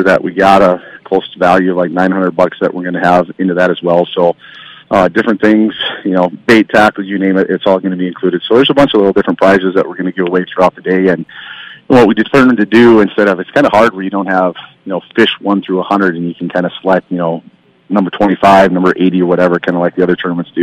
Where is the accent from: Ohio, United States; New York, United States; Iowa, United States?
Iowa, United States; moved away as an adult; now in Bemidji, United States; I'm from Iowa